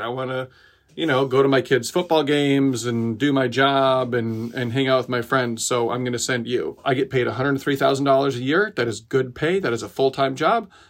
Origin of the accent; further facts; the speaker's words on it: Decorah, Iowa, United States; spent two years getting a skate park built in my little hometown. Um, I'm from Decorah, Iowa